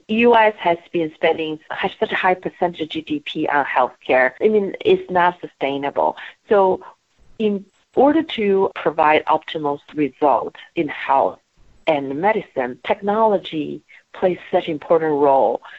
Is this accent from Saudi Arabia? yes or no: no; Beijing, China; moved away as an adult; now in Portland, United States; I grew up in Beijing, China